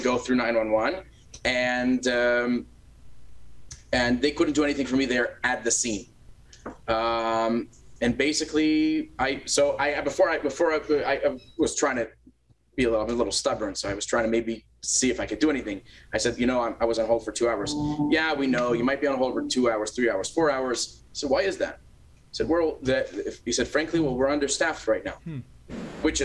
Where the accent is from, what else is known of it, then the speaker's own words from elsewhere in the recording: United States; now in Canada; I'm American